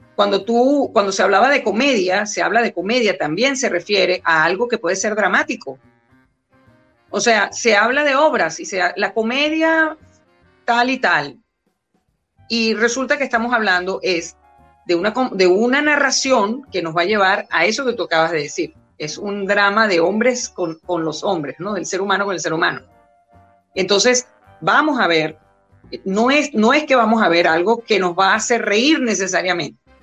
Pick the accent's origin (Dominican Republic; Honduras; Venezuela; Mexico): Venezuela; also born or lived in New York, United States; mis hermanos y yo que nacimos los tres aquí en Venezuela, yo soy la menor